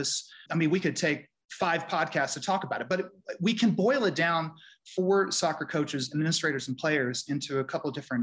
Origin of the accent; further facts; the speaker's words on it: Silver Spring, Maryland, United States; also born or lived in Omaha, Nebraska / Denver / Portland, Maine; I grew up in Silver Spring, Maryland